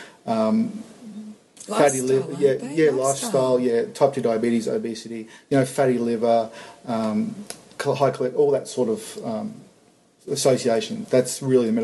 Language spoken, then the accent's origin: English; Sunshine Coast, Gold Coast area, Queensland, Australia; We're from the Sunshine Coast, Gold Coast, Sunshine Coast area. We really wanted to come back home.